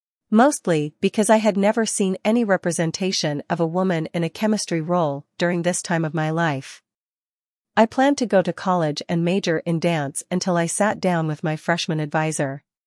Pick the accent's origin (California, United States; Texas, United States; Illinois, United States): Texas, United States; Port Arthur; I am from Port Arthur, Texas, a little town that houses the world's largest refinery and many chemical manufacturing facilities. I grew up with oil and gas literally in my backyard